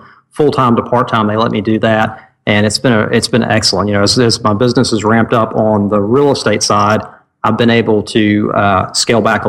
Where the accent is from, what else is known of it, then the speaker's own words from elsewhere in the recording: Cleveland, Tennessee, United States; also born or lived in Ooltewah, Tennessee; I grew up in Cleveland, Tennessee, and I live in Ottawa, Tennessee, which is all within the Chattanooga area